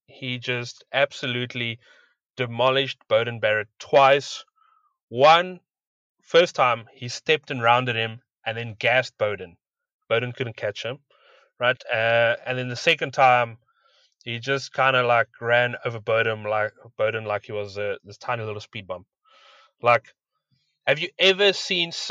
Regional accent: South Africa; As a South African

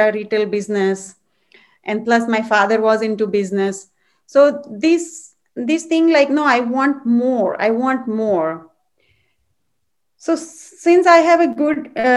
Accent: India; moved away as an adult; now in United States; I'm from India, and I grew up in a very spiritual background and family.

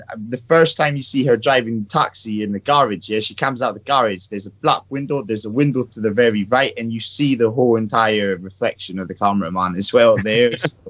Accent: Thailand; I'm Thai, yeah, so that's my Asian people right there

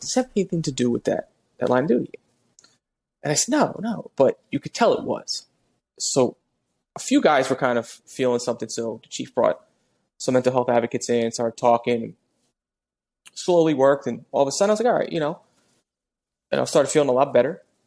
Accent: New Jersey, United States; I'm from Jersey.

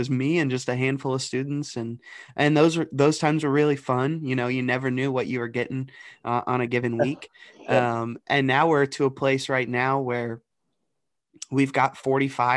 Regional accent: the Dayton, Cincinnati region, Southwest Ohio, United States; moved away as an adult; also born or lived in Johnson University; now in Delaware, United States; I grew up in Southwest Ohio, the Dayton, Cincinnati region.

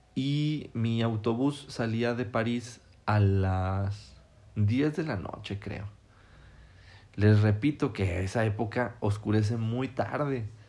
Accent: Mexico; yo soy mexicano

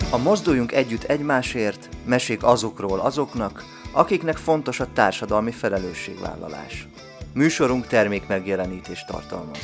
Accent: Kecskemét, Bács-Kiskun, Hungary; Kecskemétre megérkezett a judó, és akkor 6 éves koromban átmentem a, a judóra

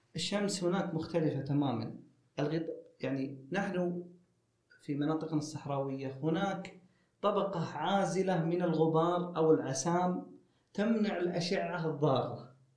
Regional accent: Saudi Arabia; عندنا في السعودية

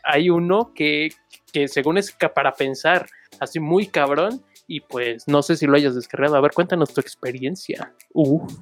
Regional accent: Chimalhuacán, State of Mexico, Mexico; Yo soy de Chimalhuacán, bueno, de acá

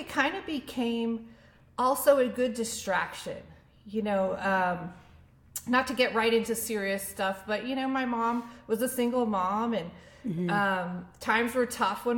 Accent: Annandale, Virginia, United States; my hometown of Annandale, Virginia.

